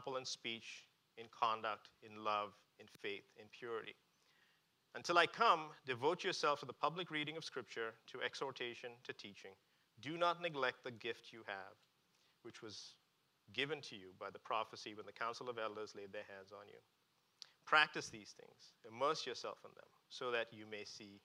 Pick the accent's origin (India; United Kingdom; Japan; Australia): India; moved away; I grew up in India